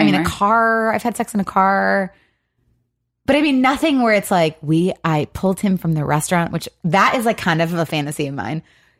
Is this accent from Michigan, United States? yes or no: yes; Michigan, United States; Yeah, we're from Michigan, and you've got a tramp stamp.